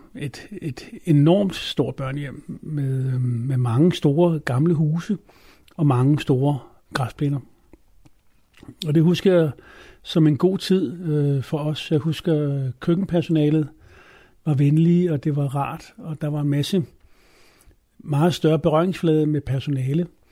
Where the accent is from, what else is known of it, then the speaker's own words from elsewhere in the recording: Copenhagen, Capital Region of Denmark, Denmark; now in Adderup, Denmark; jeg er født i København på Rigshospitalet øh, i 1962